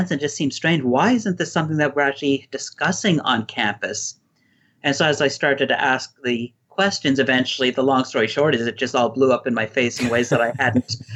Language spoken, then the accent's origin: English; Canada; But since then, overall, my experiences as a Canadian were quite positive, and I was a, a leftist for the longest time.